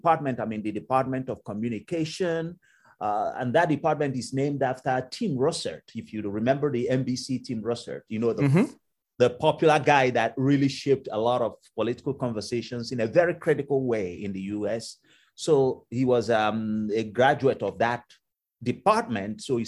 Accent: Nigeria; moved away as an adult; now in Cleveland, United States; I came originally from Nigeria.

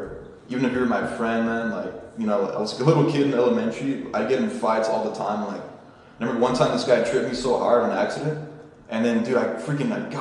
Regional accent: Garden Grove, California, United States; also born or lived in Anaheim; I was born right here, man. I mean, not in the house, but Garden Grove. Actually, I think I was born in Anaheim Hospital, not Garden Grove. But I've lived here my whole life.

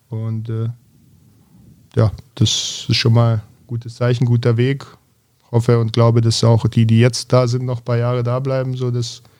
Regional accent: Berlin, Germany; vor allem als Berliner kann man sich an sehr viele äh, extrem talentierte Jungs

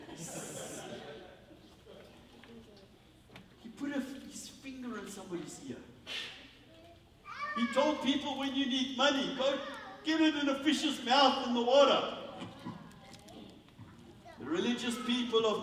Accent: South Africa; as a South African

